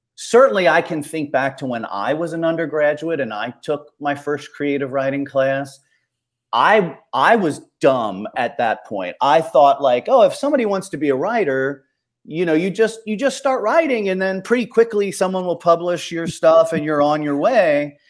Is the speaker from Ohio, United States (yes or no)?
yes; Ohio, United States; I grew up in Ohio